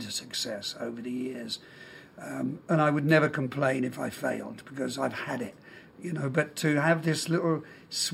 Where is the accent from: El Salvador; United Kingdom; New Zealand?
United Kingdom; London; I was born in London. I have a Scottish father